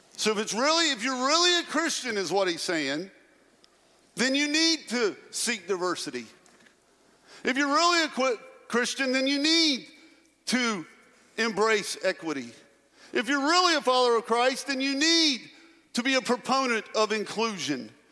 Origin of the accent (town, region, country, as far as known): Pratt, United States; born or raised there; now in Murfreesboro, United States